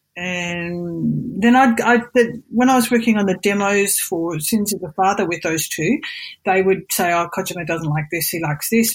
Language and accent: English; Australia; moved away as an adult; now in Japan; I'm not, I'm Australian.